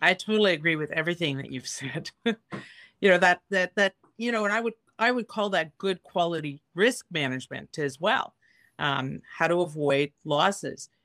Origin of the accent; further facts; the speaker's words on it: Canada; as a Canadian